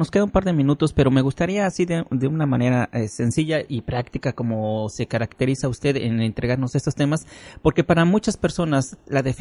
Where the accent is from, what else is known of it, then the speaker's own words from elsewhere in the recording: Ecuador; mi problema es que soy de Ecuador.